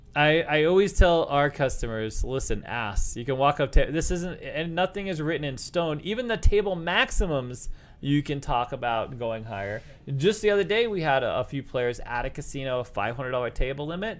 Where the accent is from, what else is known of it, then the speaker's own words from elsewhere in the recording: Northeast, United States; now in Las Vegas, United States; I grew up in the Northeast.